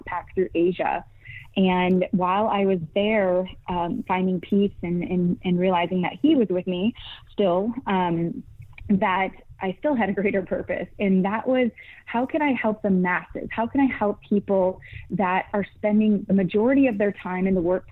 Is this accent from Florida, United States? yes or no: no; Michigan, United States; moved away as an adult; now in California, United States; originally Michigan, Midwest raised